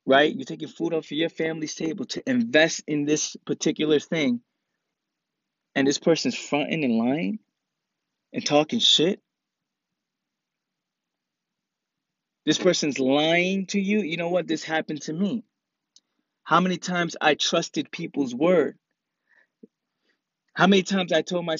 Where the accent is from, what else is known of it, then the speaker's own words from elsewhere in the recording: New York City, New York, United States; I'm from the Bronx, and when we grow up in the Bronx, people get punched in the face for lying and for fronting.